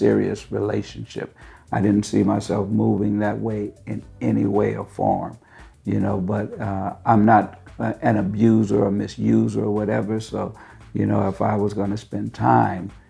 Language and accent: English; San Francisco, California, United States; I'm from San Francisco originally